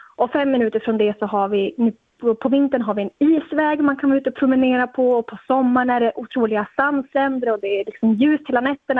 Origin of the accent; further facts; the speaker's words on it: Luleå, Norrbotten County, Sweden; jag är född och uppvuxen här i Luleå. Jag har, liksom, jag har bott här hela mitt liv